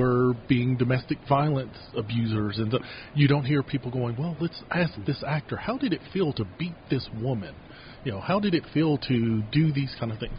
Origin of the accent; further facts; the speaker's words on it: Kentucky, United States; moved away as an adult; now in Utah, United States; town I grew up in in Kentucky